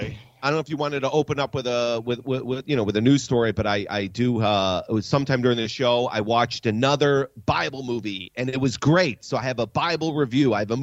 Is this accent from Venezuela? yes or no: no; Sweden; Yes, it is. I'm from Sweden.